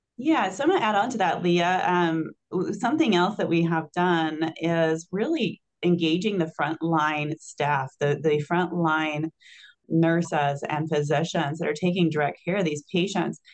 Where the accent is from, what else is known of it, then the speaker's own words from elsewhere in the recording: Illinois, United States; now in Wisconsin, United States; I'm from Illinois originally